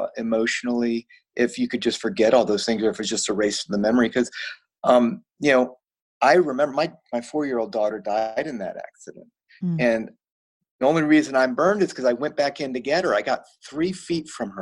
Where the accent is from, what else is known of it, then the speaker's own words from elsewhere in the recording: Virginia, United States; moved away as an adult; also born or lived in Florida; I'm a Virginia boy. So I grew up in Virginia.